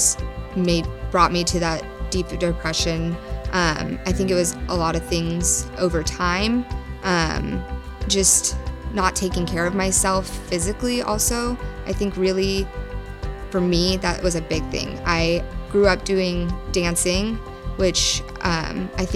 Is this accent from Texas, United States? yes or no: yes; The Woodlands, Texas, United States; Growing up in the Woodlands